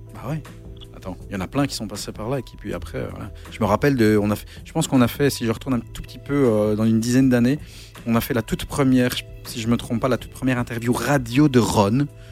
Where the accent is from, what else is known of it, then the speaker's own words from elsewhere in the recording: Belgium; chez nous en Belgique